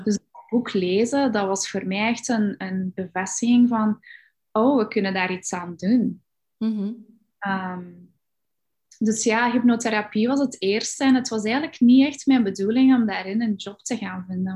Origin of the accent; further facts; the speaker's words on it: Belgium; ik ben opgegroeid in België